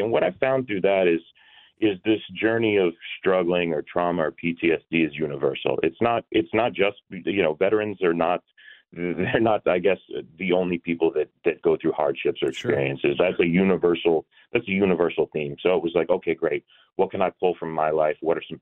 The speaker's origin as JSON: {"language": "English", "region": "Georgia", "country": "United States", "tie": "born or raised there", "said": "I grew up in Georgia"}